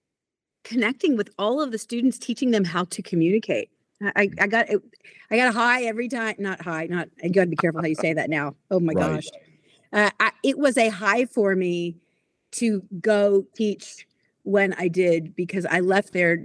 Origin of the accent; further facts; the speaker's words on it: Pensacola, Florida, United States; moved away as an adult; also born or lived in Baltimore, Maryland / Oklahoma; I lived there till I was 9 years old and moved to Pensacola, Florida, with white sandy beaches, and stayed there until I went to college in Oklahoma